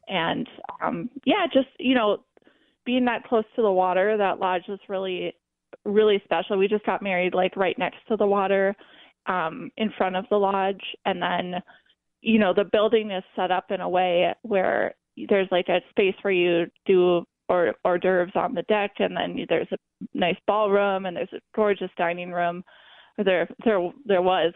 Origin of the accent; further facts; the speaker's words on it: Duluth, Minnesota, United States; I'm from Duluth, so just growing up on the lake